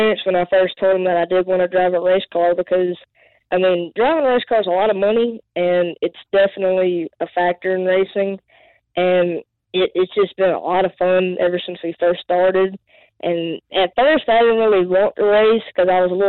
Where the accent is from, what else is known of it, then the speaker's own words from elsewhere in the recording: Mobile, Alabama, United States; I'm from Mobile, Alabama